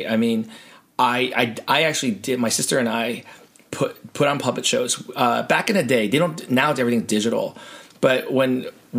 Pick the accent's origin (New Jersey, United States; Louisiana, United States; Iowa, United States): New Jersey, United States; Woodbridge; moved away; It's 61 Coley Street, Woodbridge, New Jersey, which is where I grew up